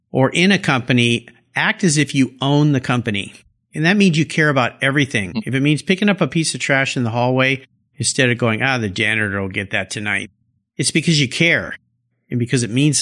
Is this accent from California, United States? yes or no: yes; Southern California, United States; I grew up in Southern California where I was surfing every day